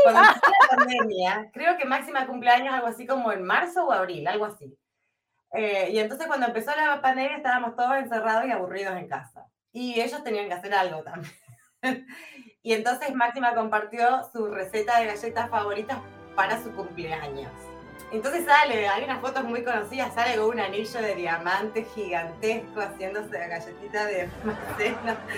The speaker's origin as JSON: {"language": "Spanish", "town": "Comodoro Rivadavia", "region": "Chubut", "country": "Argentina", "moved": "as an adult", "lives_now": "Netherlands", "said": "¿Cuánto hace que me fui de Comodoro? Mirá, todavía estaba chicano cuando me fui, hace muchísimos años"}